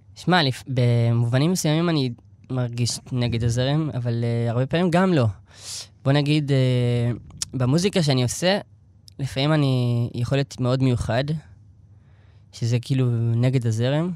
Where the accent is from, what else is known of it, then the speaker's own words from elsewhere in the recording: Elad, Central District, Israel; also born or lived in Tel Aviv; אני נולדתי בשכונת התקווה בתל אביב. אמ, עברנו, ההורים שלי חזרו בתשובה שהייתי בן איזה שלוש, שלוש וקצת, ואז עברנו לאלעד